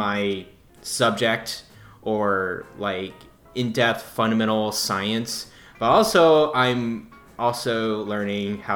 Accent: Dallas, Texas, United States; I'm from Dallas

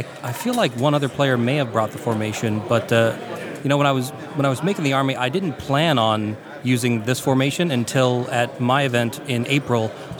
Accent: the South, United States; growing up in the South like you do.

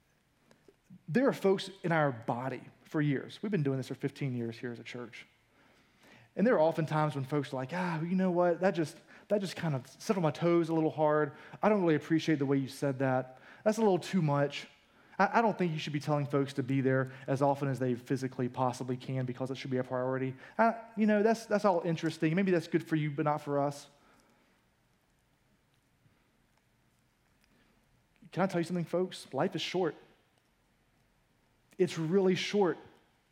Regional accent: United States; we as an American culture

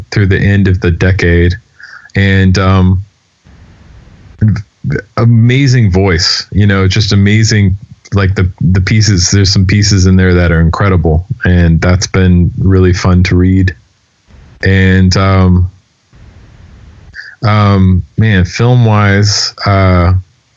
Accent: Denver, Colorado, United States; moved away; also born or lived in New York; people that I grew up with out in Denver

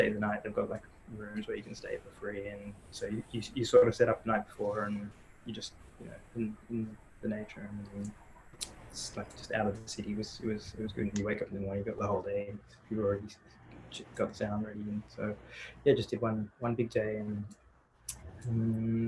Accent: Australia; also born or lived in Sri Lanka; I grew up in Australia, that's where I'm from.

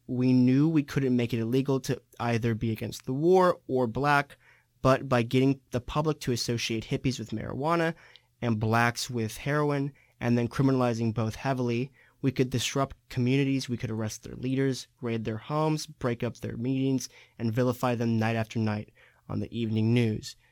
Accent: San Diego, California, United States; I'm from San Diego, California.

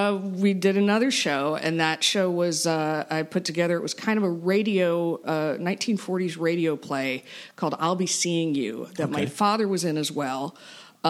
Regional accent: Melbourne, Florida, United States; also born or lived in Ohio / New York City; I was raised here in Brevard County. I grew up in Melbourne

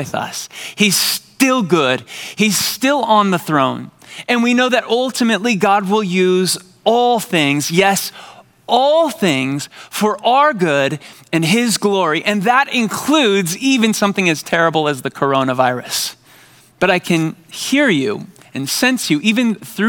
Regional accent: San Diego, California, United States; I grew up in San Diego

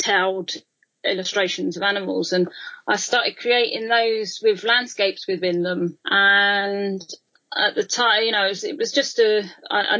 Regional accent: London, United Kingdom; being a Londoner

